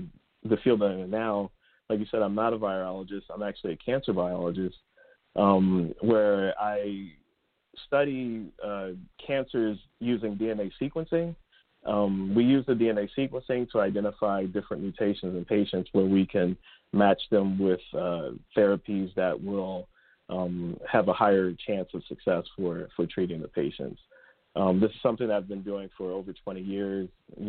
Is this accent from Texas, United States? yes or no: no; Philadelphia, Pennsylvania, United States; I'm actually from Philadelphia, North Philadelphia, and it was kind of there. I'm like first generation college